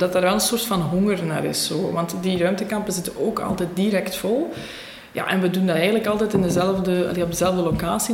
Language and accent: Dutch; Beveren, Flanders, Belgium; Ik ben bijna 32 jaar. Ik ehm, ben afkomstig van Beveren